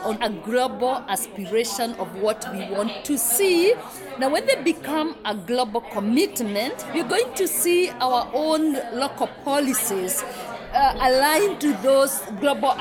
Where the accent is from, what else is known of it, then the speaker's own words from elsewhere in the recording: Kenya; I come from Kenya